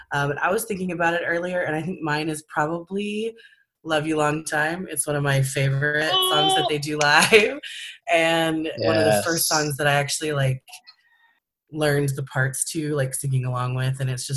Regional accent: California, United States; from California.

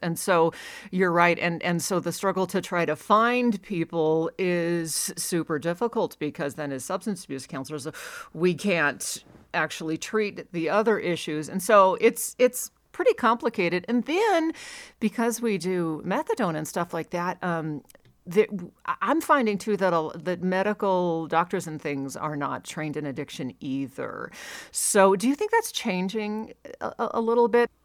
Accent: Alaska, United States; now in Reno, United States; I grew up in Alaska, so, and right now I'm in Reno

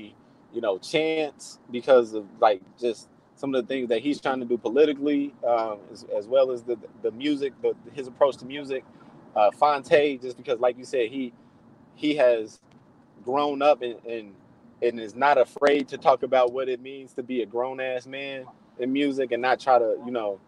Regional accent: Inglewood, California, United States; guys, you know, that I grew up in Inglewood, you know, haven't been able to work themselves out.

